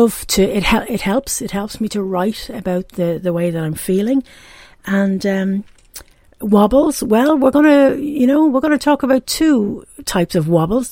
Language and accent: English; Dublin, Leinster, Ireland; accent: Irish brogue; now in Pontypool, United Kingdom; As you can probably hear from the brogue, I'm from Ireland. I was born and raised in Dublin in Ireland and now I live in Pontypool